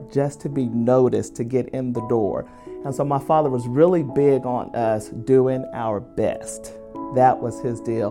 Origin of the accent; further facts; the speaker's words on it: Oklahoma, United States; also born or lived in Memphis, Tennessee; I have been in Oklahoma. This will be year 45